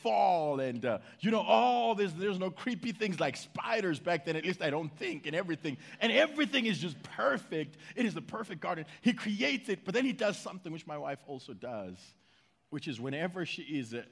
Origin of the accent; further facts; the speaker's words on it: United States; I'm American.